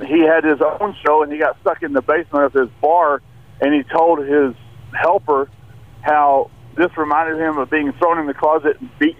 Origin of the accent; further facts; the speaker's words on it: Abilene, Texas, United States; I'm from Abilene